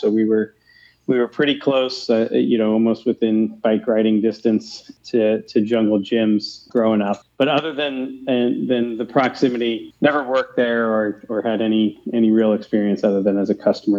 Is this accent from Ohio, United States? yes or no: yes; Fairfield, Ohio, United States; also born or lived in Portland, Maine / Philadelphia / Seattle / New York City; I am from Cincinnati. I grew up in the northern suburbs in the Fairfield area.